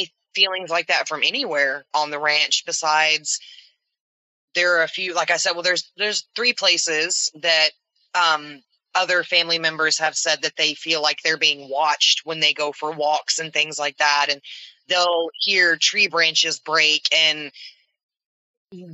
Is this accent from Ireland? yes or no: no; the South, United States; We're from the South